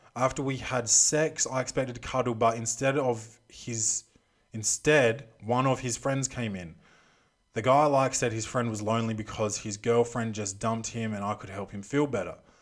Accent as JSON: {"language": "English", "country": "Australia", "also_born_or_lived": "Adelaide", "said": "I'm Australian. Um, I live in Adelaide"}